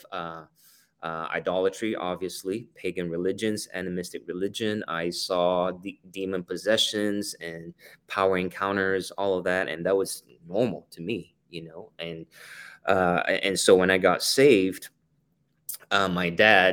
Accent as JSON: {"language": "English", "country": "Singapore", "tie": "born or raised there", "moved": "yes", "said": "I was born and raised in Singapore"}